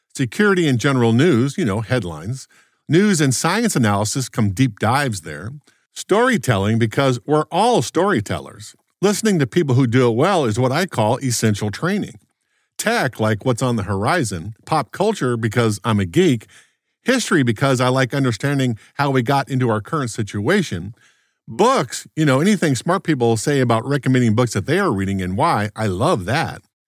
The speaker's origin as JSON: {"language": "English", "town": "Los Angeles", "region": "California", "country": "United States", "tie": "born or raised there", "moved": "yes", "lives_now": "Maryland, United States", "said": "When I was a young lad growing up in the Los Angeles suburbs, late nineteen sixties"}